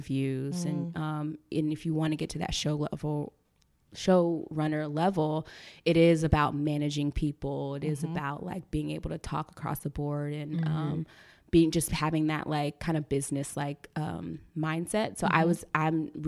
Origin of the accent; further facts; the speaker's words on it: Charlotte, North Carolina, United States; moved away as an adult; now in Los Angeles, United States; growing up in North Carolina, you don't know a lot of screenwriters